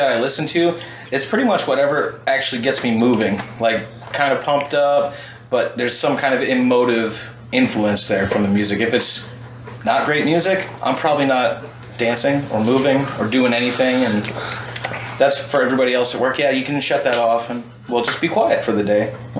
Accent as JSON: {"language": "English", "country": "Canada", "said": "I would expect that I would be as a Canadian neutral and no one would attack me"}